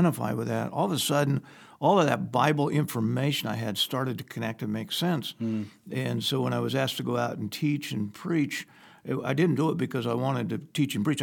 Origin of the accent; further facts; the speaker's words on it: Sandhills of Nebraska, United States; I was born and reared in the Sandhills